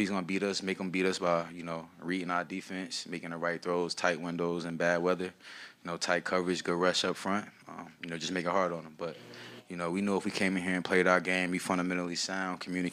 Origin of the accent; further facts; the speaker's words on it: New Jersey, United States; moved away; I'm from Jersey